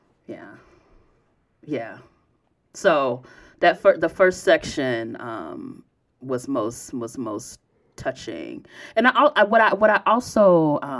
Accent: Chicago, Illinois, United States; not only am I from Chicago, but I'm from the South Side, mm-hmm. and I grew up kind of adjacent to the neighborhood that she grows up in.

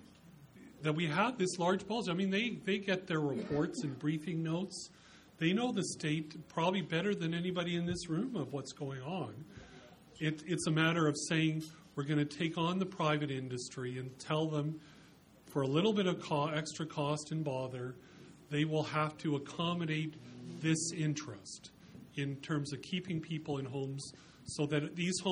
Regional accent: Lethbridge, Alberta, Canada; moved away; I grew up in Lethbridge

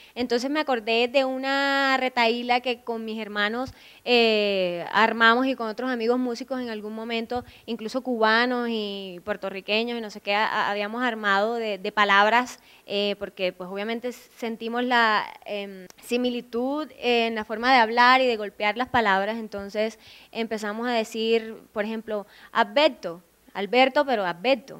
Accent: Lorica, Córdoba, Colombia; accent: cordobés; moved away; Yo soy de El Carito, Lorica, Córdoba, un pequeño corregimiento

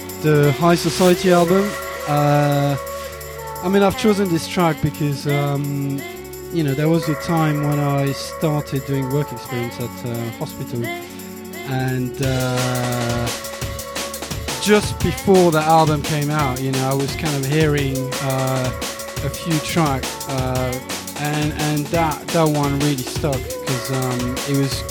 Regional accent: Paris, Île-de-France, France; now in London, United Kingdom; I'm from Paris, but I've been in London for the past 8 years.

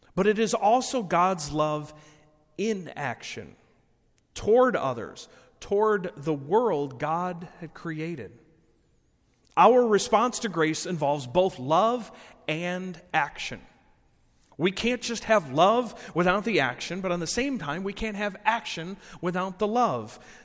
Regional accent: Rockford, Illinois, United States; I was born and raised in Rockford

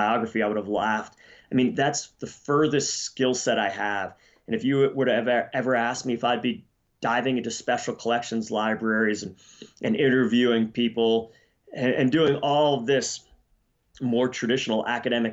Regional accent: Pennsylvania, United States; moved away; also born or lived in Colorado / Idaho; I was born in Pennsylvania, just like Abby

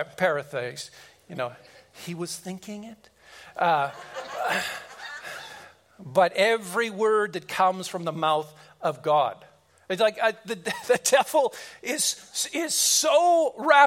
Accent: Kelowna, British Columbia, Canada; we drove back to Kelowna, my hometown

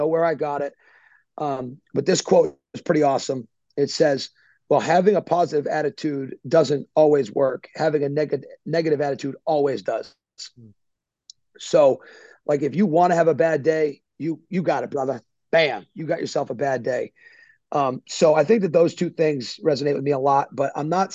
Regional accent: Northbridge, Massachusetts, United States; moved away; I grew up in Northbridge, Massachusetts.

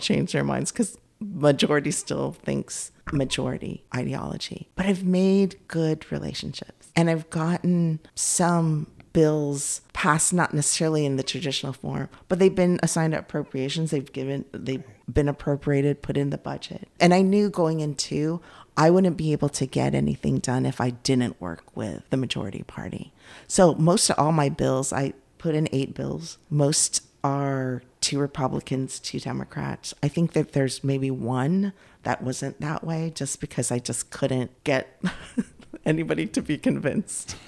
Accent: Bay Area, California, United States; moved away as an adult; also born or lived in Cupertino, California; now in Cary, United States; I grew up in the Bay Area

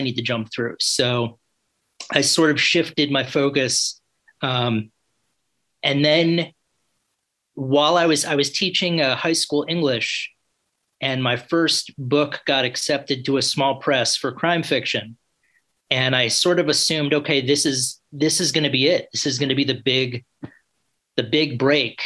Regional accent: New York City, New York, United States; moved away as an adult; also born or lived in New Orleans; originally I'm from New York City, so I think I moved back to New York City when I graduated

